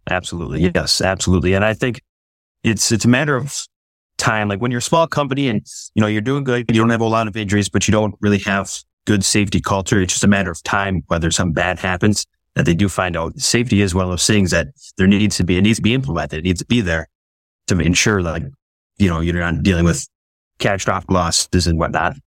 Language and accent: English; Schofield, Wisconsin, United States; I grew up in Western Wisconsin, um, kind of the smack middle of the state of Wisconsin